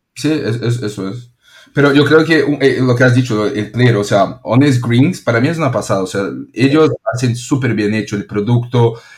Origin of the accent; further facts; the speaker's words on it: São Paulo, Brazil; Spanish is a second language; moved away as an adult; now in Barcelona, Spain; soy brasileño y de São Paulo